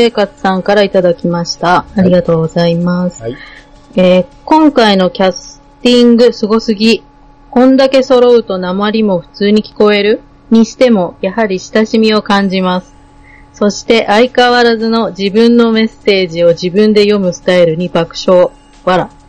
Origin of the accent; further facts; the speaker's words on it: Tochigi, Japan; accent: Tochigi dialect; 地域的には、U 字工事よりも、多分、つぶやきしろうの言葉に近いんです。